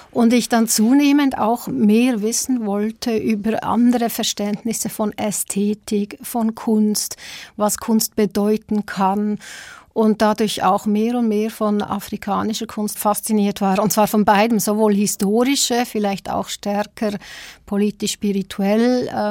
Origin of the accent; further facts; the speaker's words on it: Switzerland; also born or lived in South Africa; Ich bin zwar selber auch in Südafrika geboren, ähm, aber noch ganz klein in die Schweiz gezogen, total schweizerisch sozialisiert.